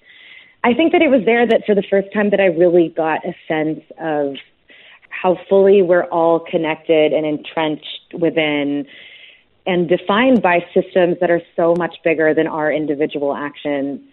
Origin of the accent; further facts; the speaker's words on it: United States; as an American